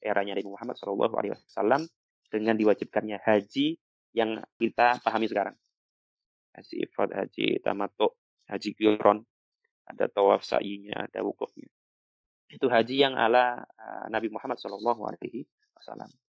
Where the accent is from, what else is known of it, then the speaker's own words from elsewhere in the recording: Java, Indonesia; sebagai anak Jawa